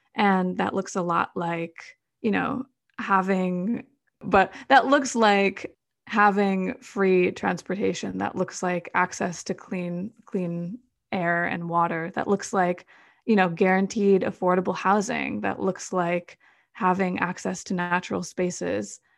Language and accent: English; Madison, Wisconsin, United States; I grew up in Madison, Wisconsin